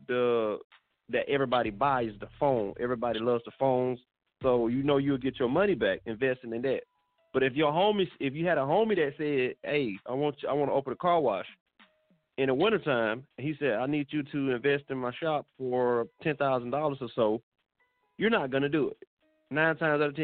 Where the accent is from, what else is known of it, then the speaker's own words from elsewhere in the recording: Alabama, United States; now in Fayetteville, United States; I'm born and raised in Alabama. That's why they call me …, but I'm currently living in North Carolina.